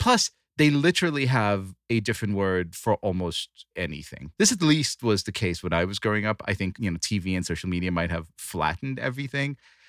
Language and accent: English; Tulsa, Oklahoma, United States; accent: Tulsa; Do you love my southern accent, my Tulsa accent?